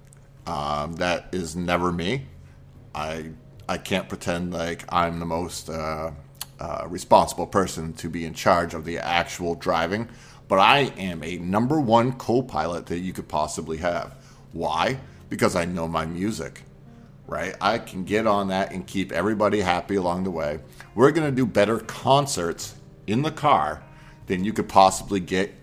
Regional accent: Maine, United States; I grew up with lakes, rivers, and oceans. I grew up in Maine

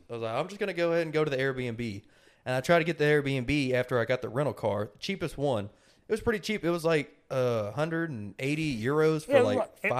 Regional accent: United States; I'm American

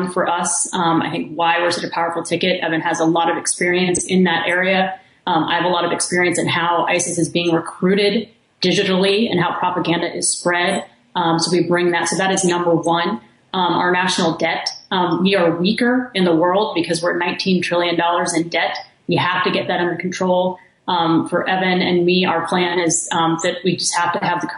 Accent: Kingwood, Texas, United States; I'm from Texas. I grew up in Kingwood, Texas

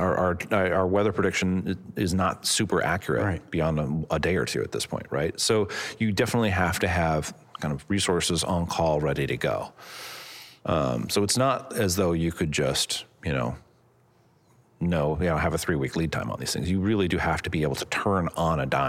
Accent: California, United States; as a Californian

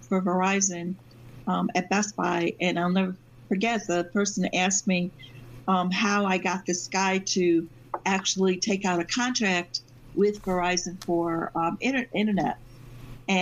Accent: Binghamton, New York, United States; moved away as an adult; also born or lived in Massachusetts; now in Syracuse, United States; I lived 20 years in Massachusetts, but I basically I grew up in Binghamton

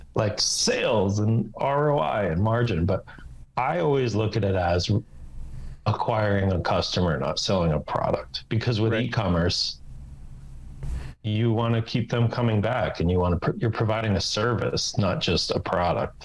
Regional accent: New Jersey, United States; moved away as an adult; I was from New Jersey

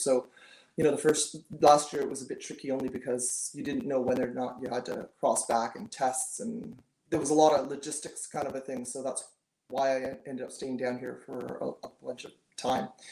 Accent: Canada; I'm very Canadian

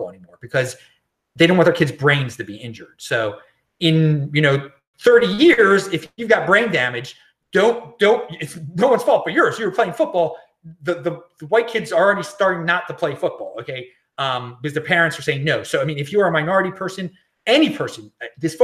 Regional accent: Baltimore, Maryland, United States; now in Los Angeles, United States; my hometown of Baltimore

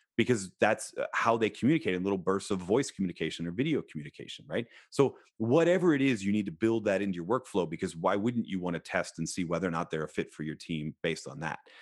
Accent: Philadelphia, Pennsylvania, United States; I was born in Philadelphia

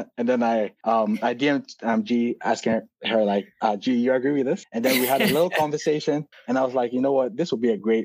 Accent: Ghana; moved away as an adult; now in Seattle, United States; I'm currently in Seattle, USA, but I grew up in Ghana. And so as from a young age of 3 to like 18, when I moved to the US, most of my childhood and teen years was in Ghana

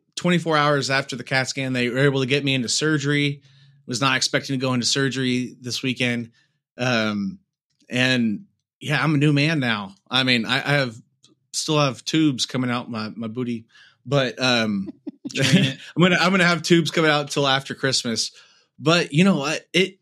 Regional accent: United States; I'm an American. That I'm born in a place, and I live in a place to where I have a hospital down the road

